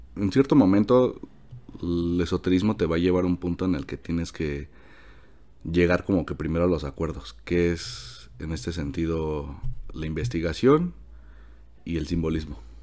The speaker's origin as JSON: {"language": "Spanish", "region": "Mexico City", "country": "Mexico", "tie": "born or raised there", "also_born_or_lived": "La Esmeralda, Michoacán", "said": "yo soy de Michoacán, de la Esmeralda, Michoacán, nací allá en el 95, en mayo, este, el 27, ya Este, de ahí pues de toda mi vida eh, he estado aquí en la Ciudad de México"}